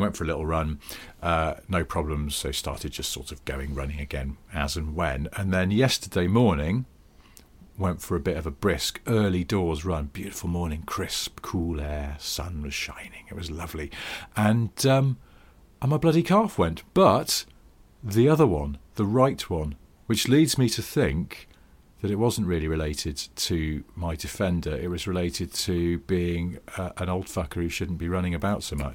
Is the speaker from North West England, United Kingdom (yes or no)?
yes; the Northwest, North West England, United Kingdom; I grew up in the Northwest